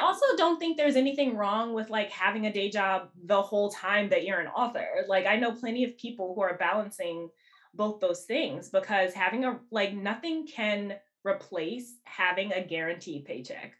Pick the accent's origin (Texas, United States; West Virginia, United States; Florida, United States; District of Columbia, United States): District of Columbia, United States; Washington; moved away as an adult; also born or lived in New Jersey; now in Brooklyn, United States; I actually wasn't born here. Um, I I grew up in Washington D.C.